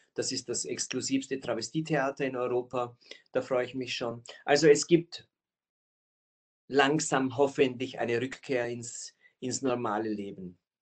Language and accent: German; Austria; Aber ich bin Österreicher